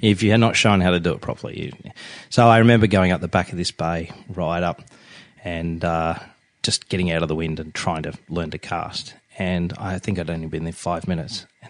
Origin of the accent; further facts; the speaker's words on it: Sydney, New South Wales, Australia; I was born and raised in Sydney, Australia